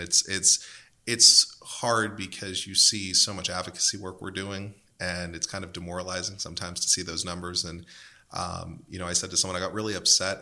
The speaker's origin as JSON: {"language": "English", "region": "Western Pennsylvania", "country": "United States", "said": "I'm from Western Pennsylvania"}